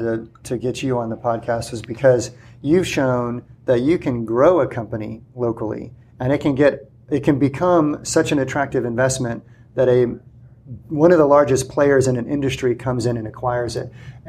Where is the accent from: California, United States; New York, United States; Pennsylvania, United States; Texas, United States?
Texas, United States; San Antonio; now in Corpus Christi, United States; San Antonio, right. my hometown.